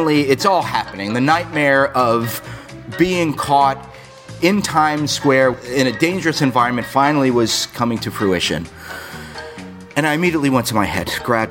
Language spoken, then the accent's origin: English; South Florida, United States; also born or lived in Ozone Park, New York; I grew up down in South Florida. I was born in New York. I moved down to Florida when I was 5 years old.